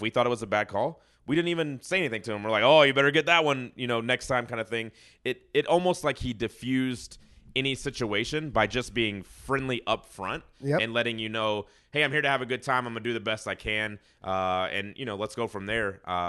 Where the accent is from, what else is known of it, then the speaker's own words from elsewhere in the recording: the South, United States; I also associate North with rudeness. And that's just because I'm from the South.